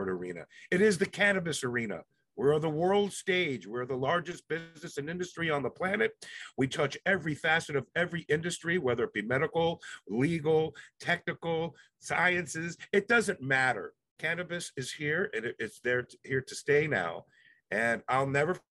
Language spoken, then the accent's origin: English; Palm Beach Gardens, Florida, United States; also born or lived in Jamaica / Cuba; the community that I grew up in Palm Beach Gardens allowed me to be me